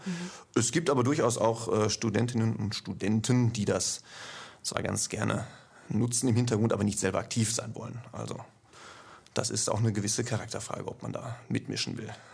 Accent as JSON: {"language": "German", "area": "Ruhr area", "region": "North Rhine-Westphalia", "country": "Germany", "moved": "as an adult", "said": "Wie man hört, komme ich nicht aus dem Schwabenlände, sondern etwas weiter nördlich. Allerdings nicht aus Norddeutschland, sondern ungefähr aus der Mitte, also aus dem Ruhrgebiet. Ja, und da habe ich 40 Jahre gewohnt."}